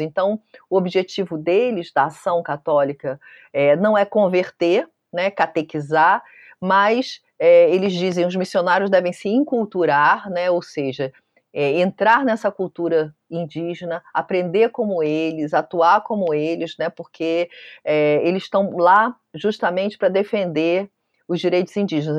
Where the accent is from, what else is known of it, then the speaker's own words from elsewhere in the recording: Brazil; eu sou brasileira